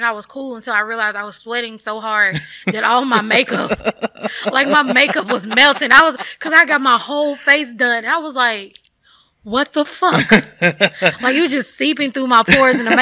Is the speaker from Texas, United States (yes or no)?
yes; Bland Lake, Texas, United States; I am from a very small community called Bland Lake, Texas. It is outside of a very shitty town called St. Augustine. Like, I lived in the woods. I was the only kid, like, literally for decades.